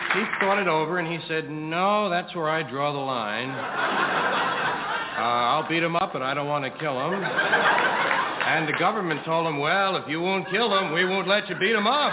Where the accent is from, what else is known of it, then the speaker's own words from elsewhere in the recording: New York City, New York, United States; I was brought up here in New York, brought up in, used to go on the subway to 116th Street